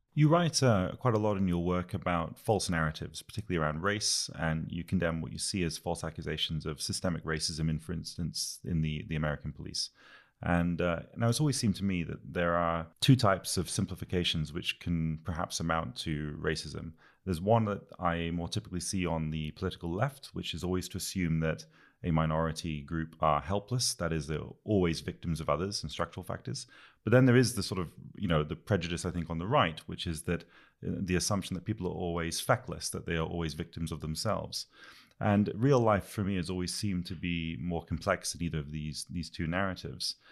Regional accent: United Kingdom; I'm a Brit

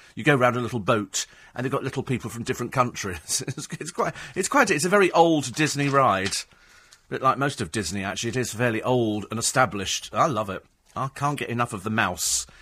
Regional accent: United Kingdom; We're British

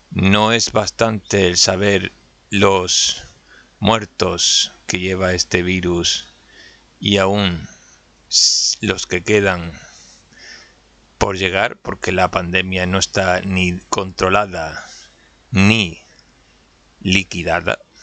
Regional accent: Canary Islands, Spain; soy de Canarias

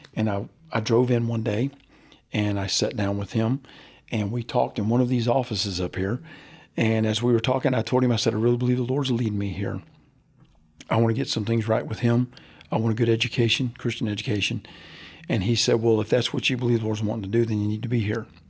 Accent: Central Florida, United States; I grew up in Central Florida

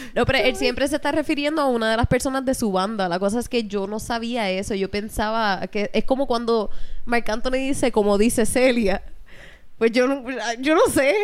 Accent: Hatillo, Puerto Rico; yo me crié en una incubadora en Atillo

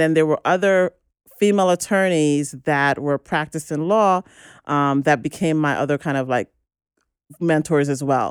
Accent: Grenada; I'm originally from Grenada

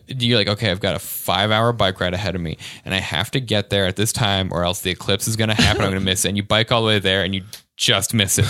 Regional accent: Arvada, Colorado, United States; in my hometown of Arvada, Colorado.

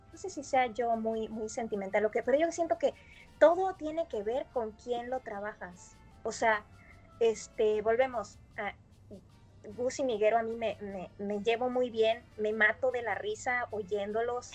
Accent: Mexico; also born or lived in United States

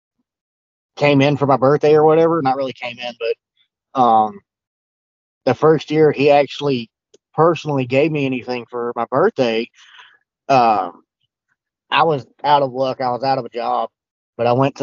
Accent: Louisiana, United States; I'm from Louisiana

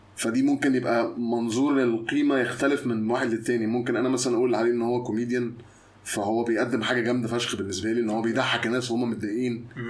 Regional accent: Mansoura, Dakahlia, Egypt; انا مولود في المنصوره

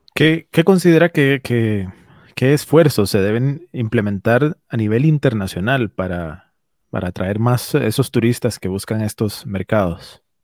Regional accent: Costa Rica; nuestra propia realidad costarricense

